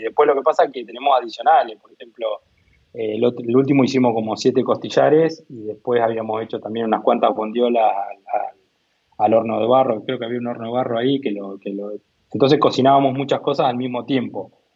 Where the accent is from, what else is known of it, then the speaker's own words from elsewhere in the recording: Coronel Dorrego, Buenos Aires Province, Argentina; moved away as an adult; also born or lived in India; now in Tandil, Argentina; yo soy oriundo de Coronel Dorrego, ¿no? Un pueblito de Coronel Dorrego, eh, que básicamente son 7.000 habitantes